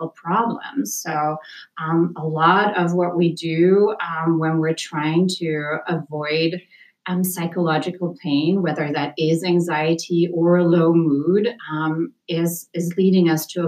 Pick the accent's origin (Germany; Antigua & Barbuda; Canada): Germany; moved away as an adult; now in United States; I'm originally from Germany